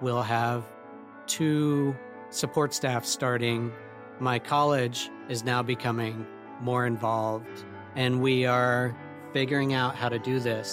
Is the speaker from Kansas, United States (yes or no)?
yes; Lawrence, Kansas, United States; I grew up in Lawrence, Kansas.